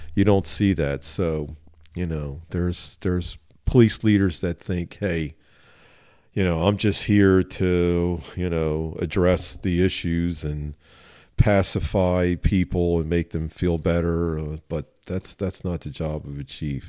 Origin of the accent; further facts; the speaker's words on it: Philadelphia, Pennsylvania, United States; I grew up in West Philly